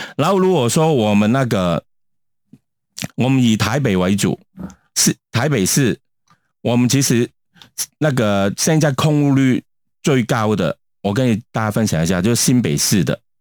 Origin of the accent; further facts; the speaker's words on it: Hong Kong; now in Taiwan; 我们香港人已经习惯